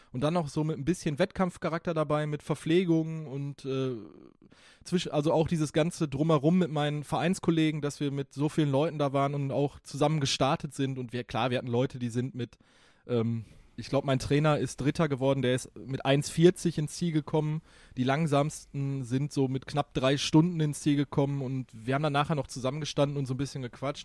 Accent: Ruhr area, North Rhine-Westphalia, Germany; für mich hier als Ruhrpottler

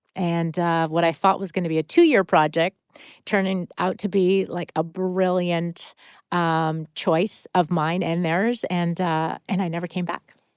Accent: Connecticut, United States; moved away as an adult; also born or lived in Manhattan, New York; now in West Coast, United States; growing up on the East Coast and spending a majority of my time in Connecticut and Manhattan as a kid

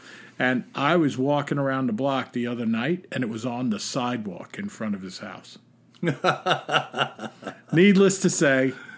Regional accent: New England, United States; I'm from New England. An avid striper fisherman, and I can relate to both of your senses of humor.

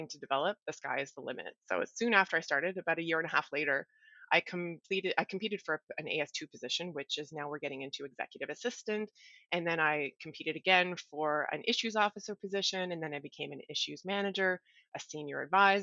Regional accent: Ottawa, Ontario, Canada; I grew up in Ottawa, downtown Ottawa, Lower Town to be exact.

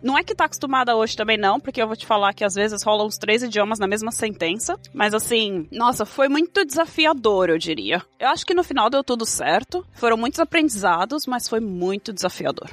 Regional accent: Diadema, São Paulo, Brazil; moved away as an adult; now in Sweden; Nascida e criada em Diadema, São Paulo.

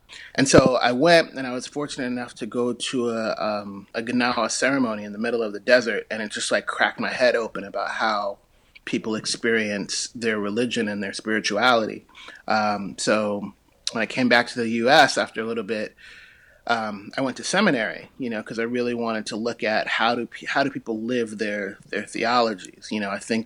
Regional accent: New York City, New York, United States; grew up in Harlem

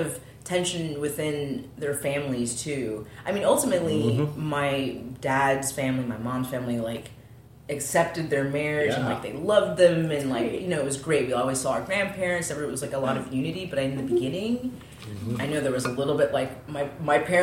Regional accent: Costa Rica; moved away as an adult; also born or lived in California, United States; now in United States; My mom is African American. My dad's white. And then when I was a year and a half old, we moved to Costa Rica. And so I grew up in Costa Rica.

